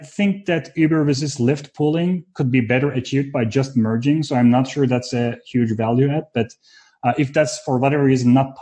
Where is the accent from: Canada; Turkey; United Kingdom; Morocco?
Turkey; Istanbul; moved away; also born or lived in Fort Collins, Colorado; I was born and raised in Istanbul, Turkey